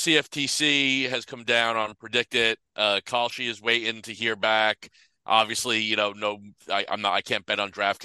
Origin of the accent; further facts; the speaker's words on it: United States; speaking as an American